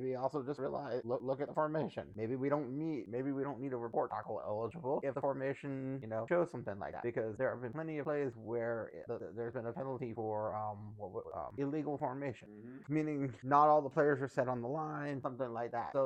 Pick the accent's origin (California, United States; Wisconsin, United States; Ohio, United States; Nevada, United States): Nevada, United States; Las Vegas; growing up in Vegas